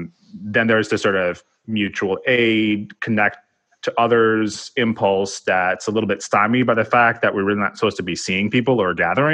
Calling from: New York City, New York, United States; I'm speaking from New York City

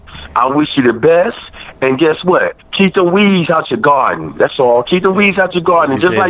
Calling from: Toledo, Ohio, United States; I'm calling from the Glass City, Toledo, Ohio.

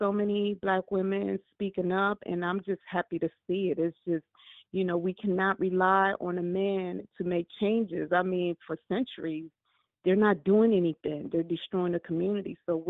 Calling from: Maryland, United States; I'm calling from Maryland.

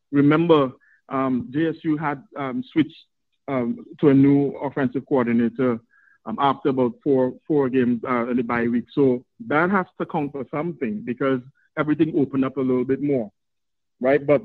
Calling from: Trinidad & Tobago; I'm probably your your first first fan slash contributor from the Caribbean, right? I'm calling from Trinidad and Tobago

